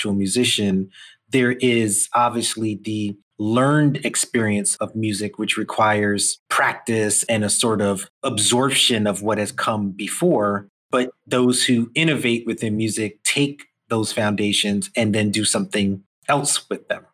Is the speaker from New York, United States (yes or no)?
yes; New York, United States; I have an immigrant experience growing up here in New York, similar, you know, Caribbean parents